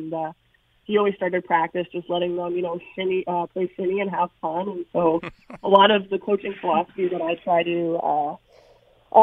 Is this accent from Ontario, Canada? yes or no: yes; Toronto, Ontario, Canada; growing up in Toronto